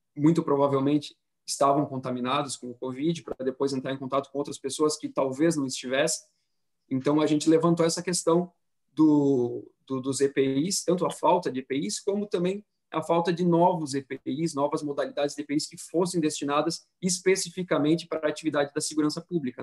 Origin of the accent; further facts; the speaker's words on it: Florianópolis, Santa Catarina, Brazil; Eu sou aqui de Florianópolis também